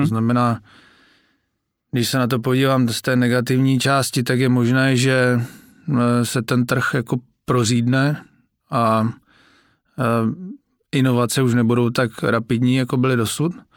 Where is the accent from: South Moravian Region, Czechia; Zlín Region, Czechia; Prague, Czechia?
Zlín Region, Czechia; Moravian Wallachia; já jsem teda z Valašska